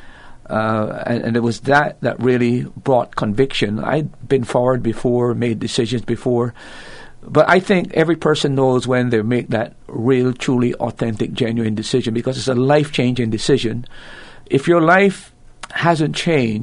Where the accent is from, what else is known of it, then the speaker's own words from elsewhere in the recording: Barbados; accent: Bajan; moved away as an adult; Originally, I'm from the island of Barbados. I was born in 1954 in that country, and I was actually... Most of my life was spent in Barbados until I went to Bible school